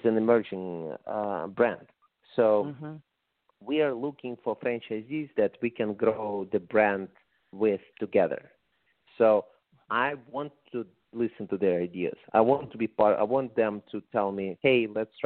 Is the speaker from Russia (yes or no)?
yes; Russia; English is a second language; moved away as an adult; also born or lived in San Diego, California; now in Las Vegas, United States; when I moved to the United States from Russia, as you can probably say from my accent 28 years ago